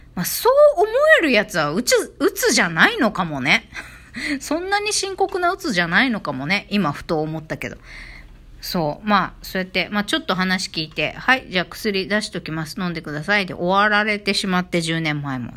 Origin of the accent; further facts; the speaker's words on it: a village in Okinawa Prefecture, Japan; 私の実家から めちゃくちゃ近い